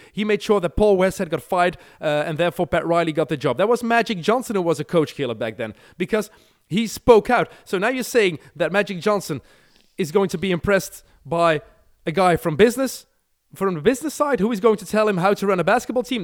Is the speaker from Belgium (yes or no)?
yes; Belgium; we never have ice here